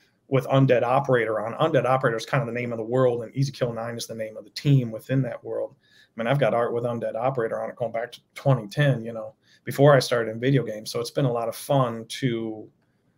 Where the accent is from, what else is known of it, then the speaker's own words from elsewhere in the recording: Detroit, Michigan, United States; I'm from Michigan. Near around the Detroit area